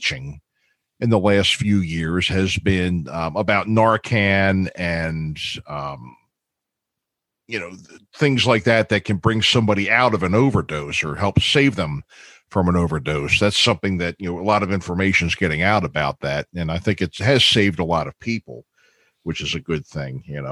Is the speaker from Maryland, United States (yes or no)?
yes; Baltimore, Maryland, United States; also born or lived in small town near the Delaware border, Maryland; I'm from Baltimore, and I don't live there anymore.